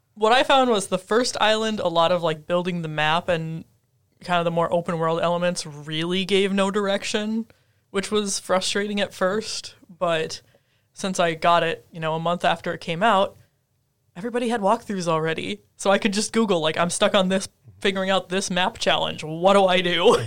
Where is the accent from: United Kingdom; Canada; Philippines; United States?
United States; Minnesota; moved away; I grew up in Minnesota